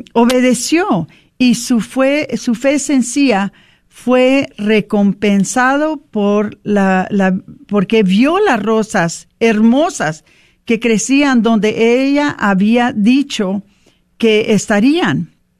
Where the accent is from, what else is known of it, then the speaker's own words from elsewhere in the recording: Mexico; para nosotros como mexicanos